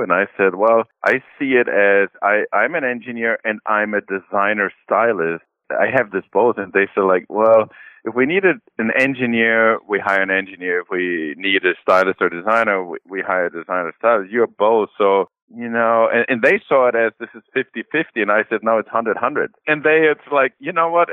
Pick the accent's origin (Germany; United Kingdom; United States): Germany; I was born and raised in Germany